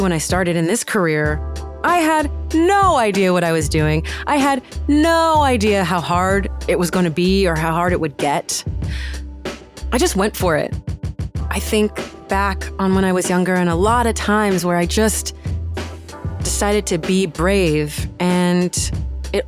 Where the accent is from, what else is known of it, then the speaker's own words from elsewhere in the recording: northeastern Arizona, United States; I grew up on the Navajo reservation in northeastern Arizona.